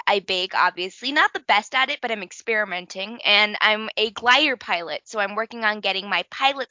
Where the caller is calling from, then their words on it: Denver, Colorado, United States; so I am 14 years old and I am coming in from Denver, Colorado.